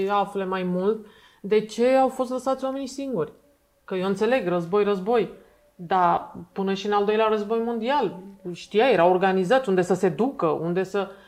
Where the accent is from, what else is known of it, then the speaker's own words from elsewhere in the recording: Romania; Noi ca români, da.